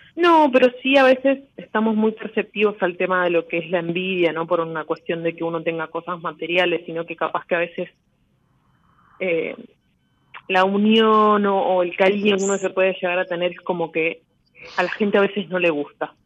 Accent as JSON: {"language": "Spanish", "region": "Buenos Aires", "country": "Argentina", "said": "de Capital Federal, de Parque Avellaneda"}